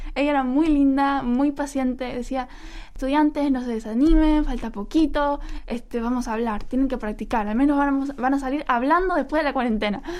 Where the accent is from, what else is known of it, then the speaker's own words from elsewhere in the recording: Ecuador; now in South Korea; los ecuatorianos que nos encanta la farra los fines de semana